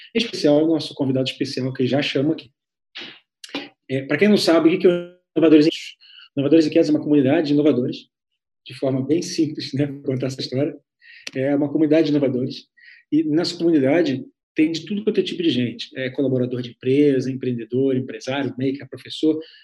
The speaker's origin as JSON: {"language": "Portuguese", "town": "Niterói", "region": "Rio de Janeiro", "country": "Brazil", "moved": "yes", "lives_now": "Curitiba, Brazil", "said": "eu sou niteronense, estou lá do outro lado da, da Baía de Guanabara"}